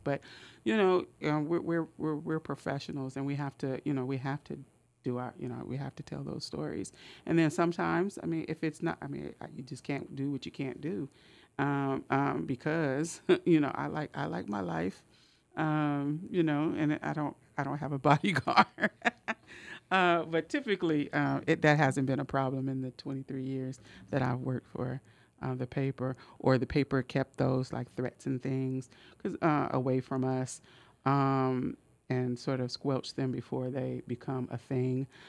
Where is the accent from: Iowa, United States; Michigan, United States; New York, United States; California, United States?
California, United States; Oakland; moved away as an adult; also born or lived in Richmond, California; now in Sacramento, United States; I grew up in West Oakland, and I just spent hours and hours at the West Oakland Public Library